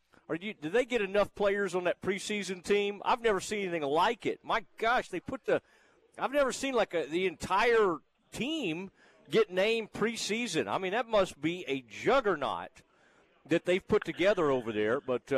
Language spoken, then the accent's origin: English; Kaufman, Texas, United States; my hometown, Kaufman, Texas